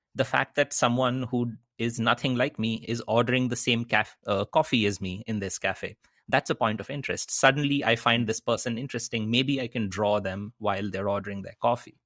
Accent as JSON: {"language": "English", "town": "Kolkata", "region": "West Bengal", "country": "India", "tie": "born or raised there", "also_born_or_lived": "Netherlands / United States", "moved": "as an adult", "said": "I grew up in Calcutta in eastern India."}